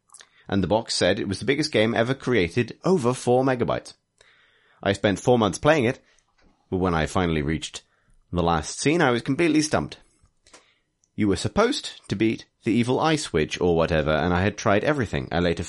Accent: Liverpool, North West England, United Kingdom; I am actually from Liverpool, yeah. That is a thing.

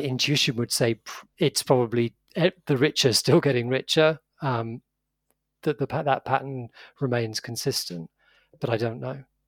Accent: United Kingdom; I'm British

